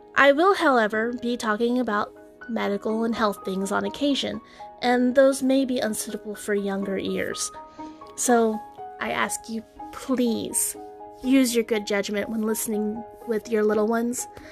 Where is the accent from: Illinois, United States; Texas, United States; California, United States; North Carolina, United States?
Texas, United States; although I am from the South, I'm from Texas